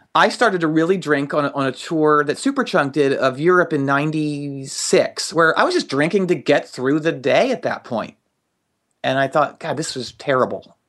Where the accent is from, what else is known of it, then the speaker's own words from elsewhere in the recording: just outside of Philadelphia, Pennsylvania, United States; I grew up just outside of Philadelphia